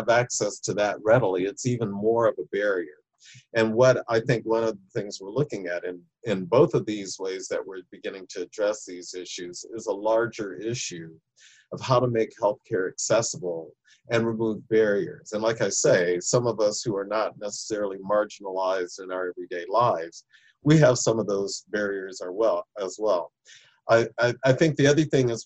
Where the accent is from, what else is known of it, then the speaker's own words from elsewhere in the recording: Michigan, United States; moved away as an adult; also born or lived in the South (US); I'm from Michigan originally